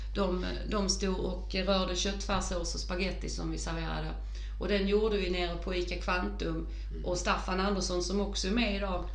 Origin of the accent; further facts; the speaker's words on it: Åhus, Skåne, Sweden; det är min hembygd